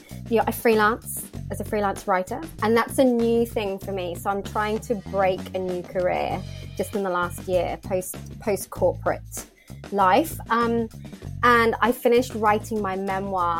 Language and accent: English; United Kingdom; moved away; also born or lived in Australia; coming back to the country that I was born